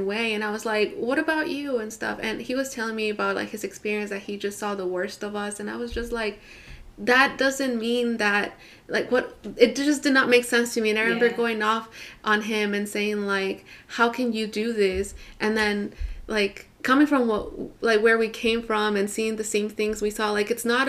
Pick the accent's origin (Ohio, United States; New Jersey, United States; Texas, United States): Texas, United States; Houston; I grew up in Houston, in Northwest Houston